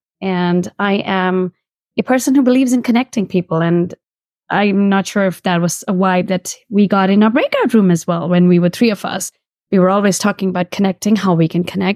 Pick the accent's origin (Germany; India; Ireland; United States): India; moved away; I was born in India